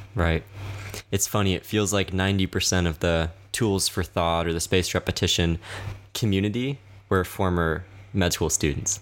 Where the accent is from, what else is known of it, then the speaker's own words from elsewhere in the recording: the South, United States; I grew up in the South